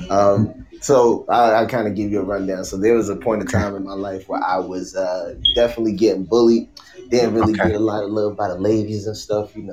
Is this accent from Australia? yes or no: no; Newport News, Virginia, United States; I am from Virginia, uh, 757 Newport News